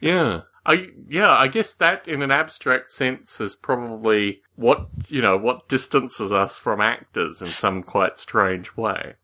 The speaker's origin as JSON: {"language": "English", "country": "Australia", "tie": "born or raised there", "said": "Growing up in Australia"}